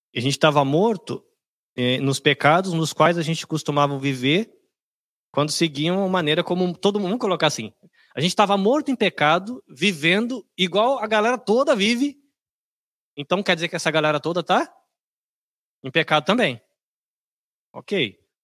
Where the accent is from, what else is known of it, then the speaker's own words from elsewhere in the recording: São Paulo, Brazil; also born or lived in Bahia; eu sou de São Paulo, sou da Bahia, mas cresci em São Paulo